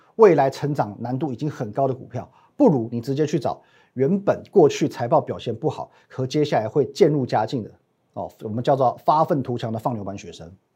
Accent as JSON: {"language": "Chinese", "country": "Taiwan", "said": "我们台湾人"}